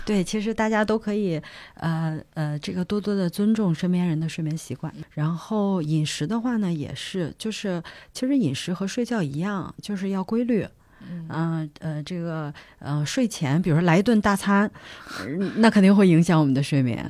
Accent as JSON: {"language": "Chinese", "country": "China", "also_born_or_lived": "United States", "moved": "as an adult"}